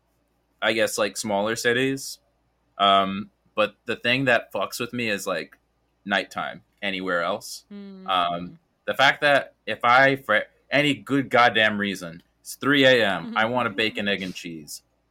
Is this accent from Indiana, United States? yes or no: no; New York City, New York, United States; I'm from Brooklyn